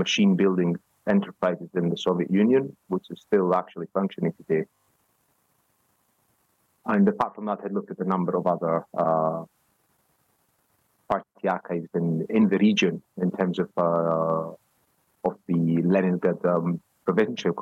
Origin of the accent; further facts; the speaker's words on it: Greece; moved away as an adult; also born or lived in Edinburgh, Scotland / Dublin, Ireland; now in Bielefeld, Germany; I am originally from Greece. I grew up there